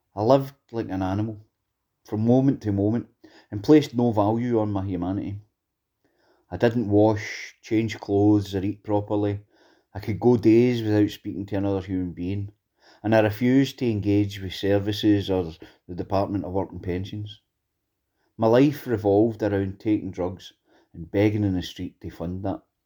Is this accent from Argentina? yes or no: no; Greenock, Scotland, United Kingdom; I grew up in Greenock.